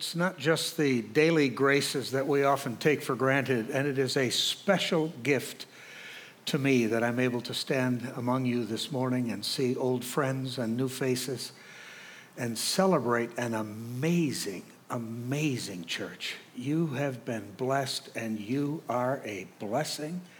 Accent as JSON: {"language": "English", "town": "Chicago", "region": "Illinois", "country": "United States", "said": "I'm from Chicago"}